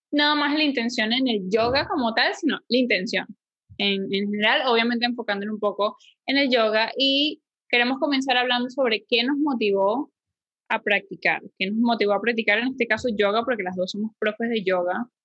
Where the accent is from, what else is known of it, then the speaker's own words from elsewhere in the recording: Venezuela; now in Panama; soy de Venezuela y cuando llegué a Panamá